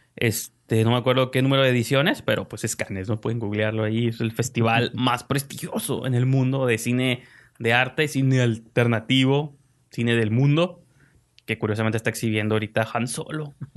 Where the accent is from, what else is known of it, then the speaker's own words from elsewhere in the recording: Mexico; como mexicano